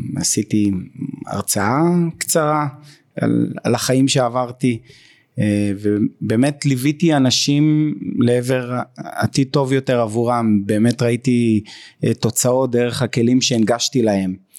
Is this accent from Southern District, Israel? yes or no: yes; Beersheba, Southern District, Israel; אני מבאר שבע כל חיי בבאר שבע